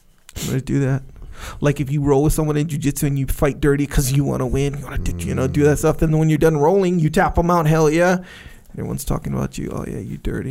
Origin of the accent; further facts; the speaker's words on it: Kauai, Hawaii, United States; I grew up on Kauai.